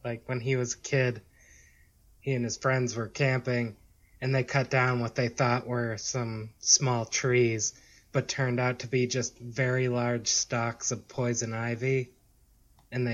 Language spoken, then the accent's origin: English; Maine, United States; I grew up in Maine.